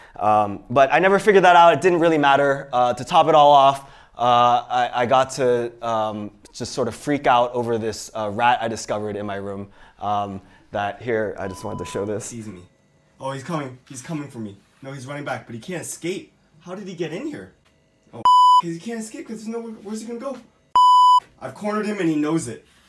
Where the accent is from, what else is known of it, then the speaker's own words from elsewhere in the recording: Pittsburgh, Pennsylvania, United States; also born or lived in Iowa City, Iowa; I actually grew up in Pittsburgh, Pennsylvania